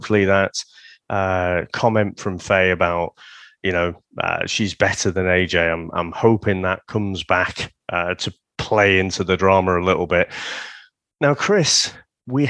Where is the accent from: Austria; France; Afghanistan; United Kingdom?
United Kingdom; St Helens, North West England; I grew up mostly in St. Helens